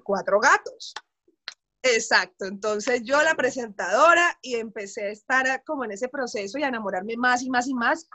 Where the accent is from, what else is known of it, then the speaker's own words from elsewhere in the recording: Cali, Valle del Cauca, Colombia; Yo soy caleña, soy periodista